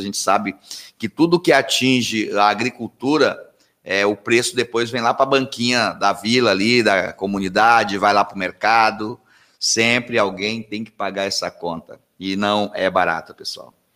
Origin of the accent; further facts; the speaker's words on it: Anápolis, Center-West, Brazil; moved away; eu vim lá do Centro-Oeste